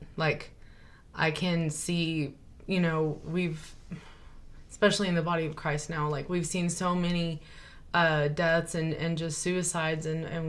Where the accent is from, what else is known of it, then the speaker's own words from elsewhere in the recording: Lamesa, Texas, United States; born there; Well, I was born in Lamesa, raised here, so a small town girl.